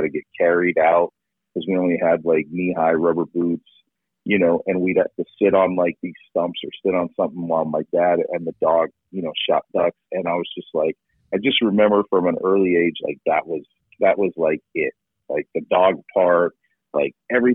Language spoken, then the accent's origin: English; Pennsylvania, United States; we grew up in Pennsylvania, where it was, you know, deer hunting